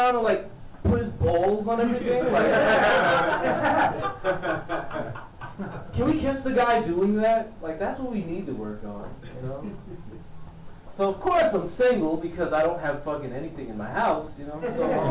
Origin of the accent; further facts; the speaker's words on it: New York City, New York, United States; Flatbush, Brooklyn